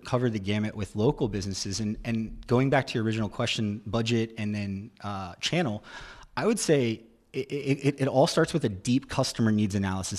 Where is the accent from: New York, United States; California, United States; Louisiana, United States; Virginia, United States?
Virginia, United States; Roanoke; moved away as an adult; now in Charleston, United States; I'm originally from Roanoke, Virginia